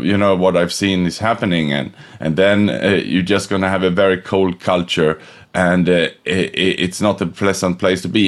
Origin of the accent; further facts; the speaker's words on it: Sweden; moved away as an adult; also born or lived in Australia / Thailand / Indonesia / Vietnam; now in Singapore; I was born in Sweden, but I left 98 for Australia, which was as far away as I could from home